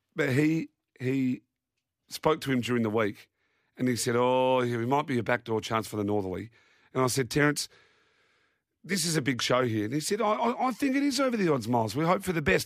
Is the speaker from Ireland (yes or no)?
no; Naracoorte, South Australia, Australia; moved away; my hometown of Narracort